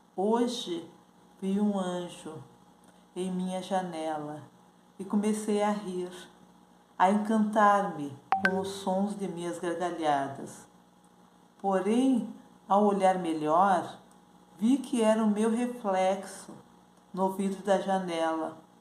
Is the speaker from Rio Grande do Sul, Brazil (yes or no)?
yes; Porto Alegre, Rio Grande do Sul, Brazil; sou de Porto Alegre, Rio Grande do Sul